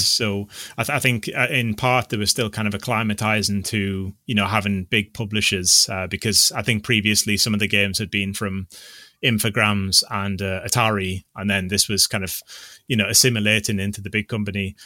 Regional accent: North East England, United Kingdom; I'm from the Northeast

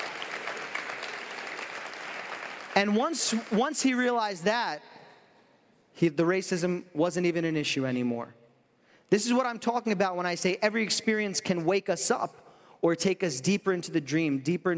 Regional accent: New York, United States; I'm from New York

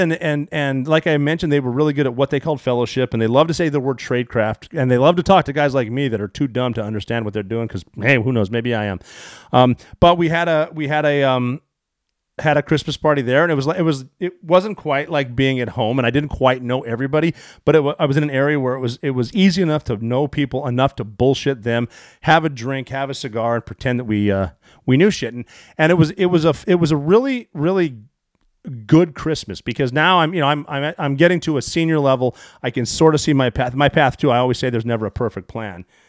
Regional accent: Montana, United States; moved away; I was from Montana

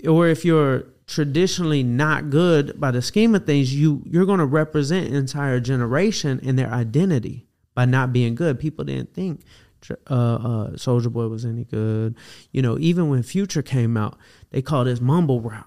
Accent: Atlanta, Georgia, United States; I grew up in Atlanta

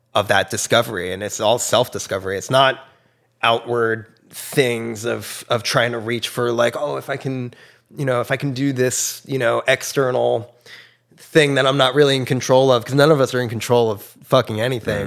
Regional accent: New Jersey, United States; Red Bank, um, which is a town over from where I grew up in New Jersey

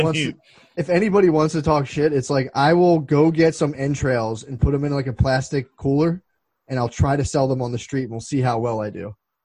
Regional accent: United States; I'm an American, bro.

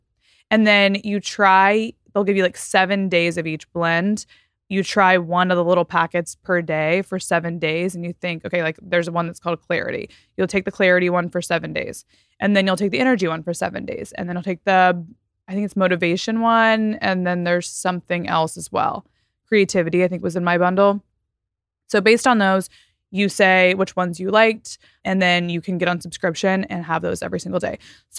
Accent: Texas, United States; also born or lived in Florida; now in Los Angeles, United States; I'm from Texas and Florida. So it kind of tracks that way.

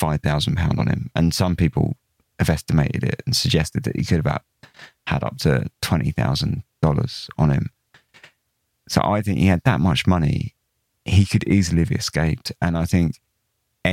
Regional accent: England, United Kingdom; being English

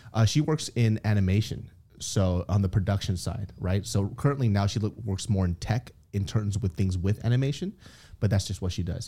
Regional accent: Sacramento, California, United States; I grew up in Sacramento, California, the south side of Sacramento.

